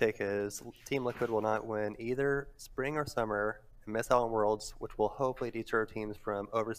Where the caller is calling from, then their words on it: Logansport, Indiana, United States; Logansport, Indiana.